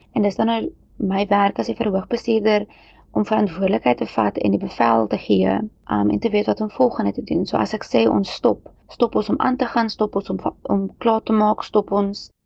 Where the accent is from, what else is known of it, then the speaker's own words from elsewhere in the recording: Kempton Park, Gauteng, South Africa; Ek het grootgeword in Kempton Park